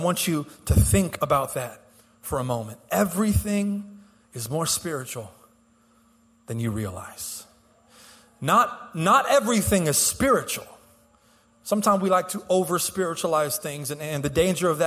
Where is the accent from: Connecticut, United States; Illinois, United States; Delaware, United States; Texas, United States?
Texas, United States; Houston; I'm born and raised in Houston